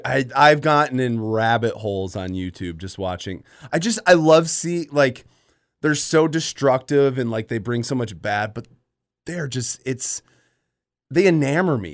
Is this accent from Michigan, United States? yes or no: yes; Grand Rapids, Michigan, United States; moved away; also born or lived in Iowa; I'm from West Michigan. I grew up in Grand Rapids